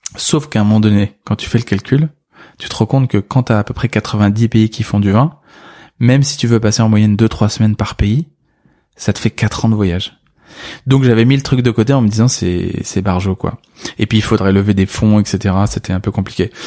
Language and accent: French; Senlis, Hauts-de-France, France; né en 85 à Senlis, dans l'Oise, en Picardie